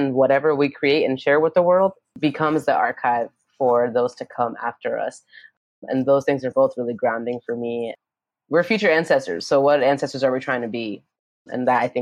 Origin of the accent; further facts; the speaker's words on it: New York City, New York, United States; also born or lived in Yonkers, New York; I grew up in Brooklyn and then in Yonkers